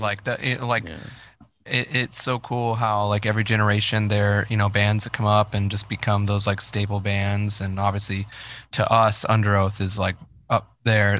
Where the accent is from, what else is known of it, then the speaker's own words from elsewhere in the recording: Dayton, Ohio, United States; I grew up in Dayton, Ohio